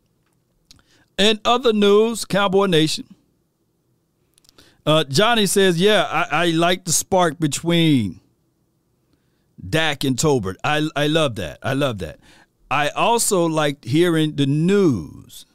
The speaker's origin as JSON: {"language": "English", "town": "Natchez", "region": "Mississippi", "country": "United States", "said": "I'm from Natchez, Mississippi, not that far away from New Orleans"}